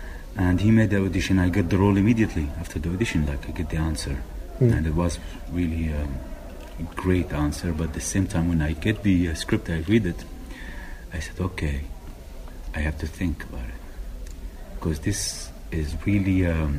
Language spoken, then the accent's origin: English; Nazareth, Northern District, Israel; It was in Nazareth, my hometown.